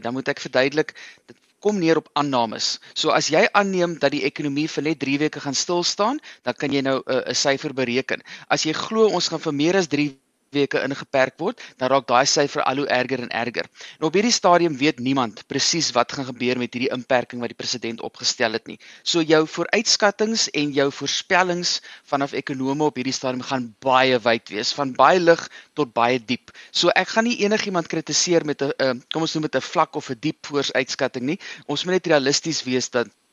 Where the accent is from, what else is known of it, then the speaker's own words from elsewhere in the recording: South Africa; ons as Suid-Afrikaners